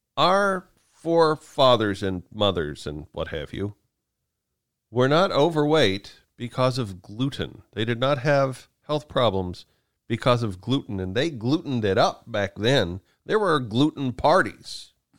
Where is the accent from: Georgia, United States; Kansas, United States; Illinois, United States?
Kansas, United States; I grew up in Kansas.